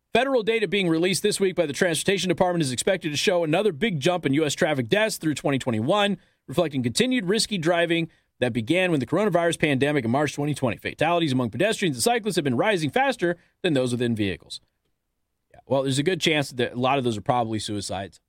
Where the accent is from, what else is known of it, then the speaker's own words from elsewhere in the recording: Las Vegas, Nevada, United States; I come from Las Vegas, Nevada.